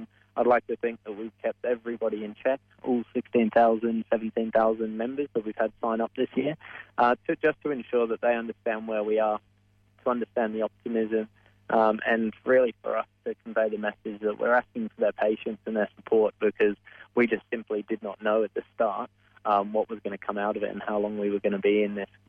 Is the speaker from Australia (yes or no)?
yes; Australia; That's kind of a trademark of being Australian.